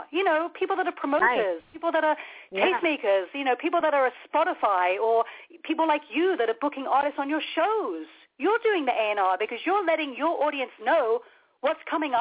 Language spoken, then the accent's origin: English; London, United Kingdom; moved away; I was born across the street from Abbey Road Studios